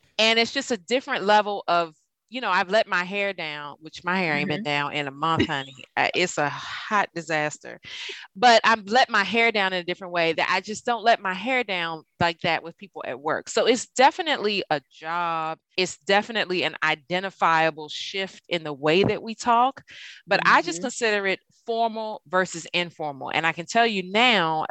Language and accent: English; Prince George's County, Maryland, United States; I'm from Prince George's and I do not say Merlin